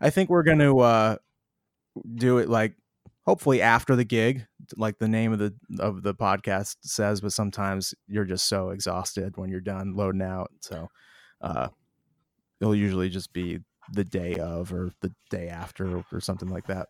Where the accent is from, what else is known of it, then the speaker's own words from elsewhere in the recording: Boston, Massachusetts, United States; we'll be in Boston, my hometown